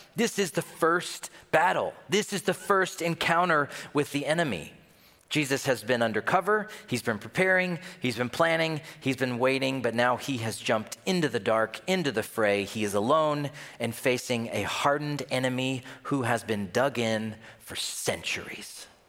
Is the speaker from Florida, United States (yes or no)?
no; Tennessee, United States; now in Minnesota, United States; I'm from Tennessee